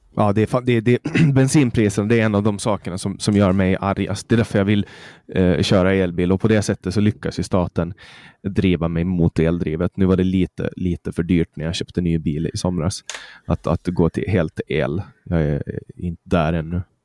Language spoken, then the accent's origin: Swedish; Mariehamn, Åland, Åland Islands; det finns kollektivtrafik i Mariehamn där jag kommer ifrån